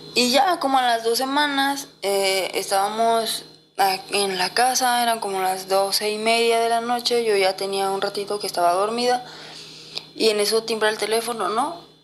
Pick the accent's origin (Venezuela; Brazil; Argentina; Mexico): Mexico; Guadalajara, Jalisco; Yo soy de Guadalajara y nos fuimos hacia el pueblo de Tecomán, en Colima